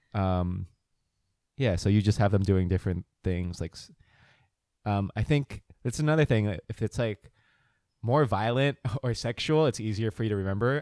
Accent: Montville, New Jersey, United States; also born or lived in Philadelphia; I grew up in New Jersey

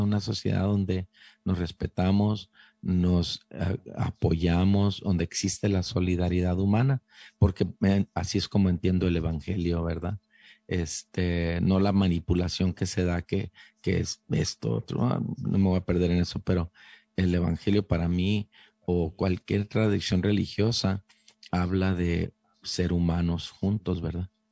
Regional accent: Calexico, California, United States; moved away as an adult; also born or lived in San Diego; yo era un joven chicano ahí creciendo en... Eh, yo soy de Calexico, eh, California

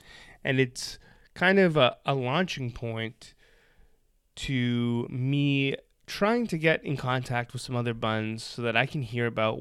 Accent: Toronto, Ontario, Canada; I'm also born and raised in Toronto

